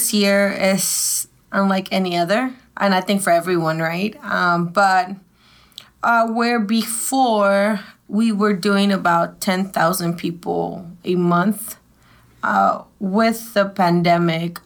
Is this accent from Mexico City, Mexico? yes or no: yes; Mexico City, Mexico; now in Dallas, United States; I've been here for 30 years, but I was born in Mexico City. So I consider myself a native.